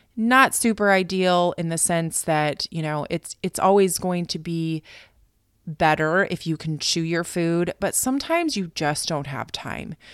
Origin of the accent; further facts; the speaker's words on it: United States; moved away as an adult; also born or lived in Okinawa, Japan; now in Tokyo, Japan; I am American